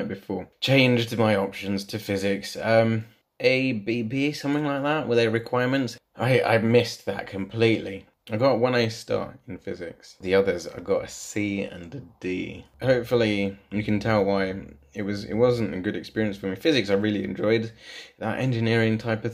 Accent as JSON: {"language": "English", "town": "Leicester", "region": "East Midlands", "country": "United Kingdom", "tie": "born or raised there", "said": "Born and bred in Leicester. Grew up in a small terraced house."}